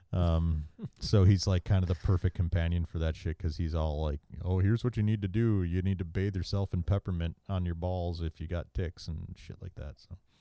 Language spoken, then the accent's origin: English; Maryland, United States; I grew up in Maryland